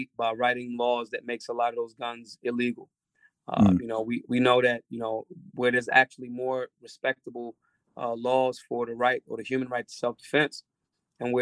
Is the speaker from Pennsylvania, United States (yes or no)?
yes; Philadelphia, Pennsylvania, United States; I'm a person that was born and raised in Philadelphia, a very blue collar town